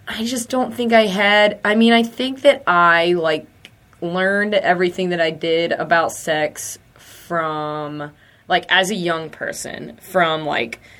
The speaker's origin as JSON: {"language": "English", "region": "the South", "country": "United States", "said": "I mean, we're from the South."}